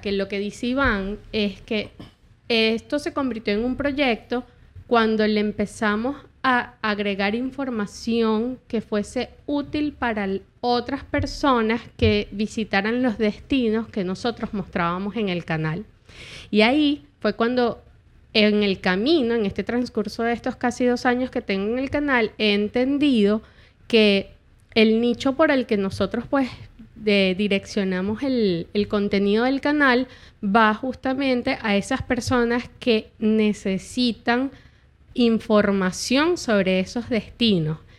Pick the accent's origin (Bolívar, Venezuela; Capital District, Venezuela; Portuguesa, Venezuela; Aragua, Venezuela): Capital District, Venezuela; Caracas; moved away as an adult; also born or lived in San Fernando de Apure, Venezuela / Camaguán, Venezuela; now in United States; yo me crié en Caracas desde que tenía un añito de edad, pero yo nací en San Fernando de Apura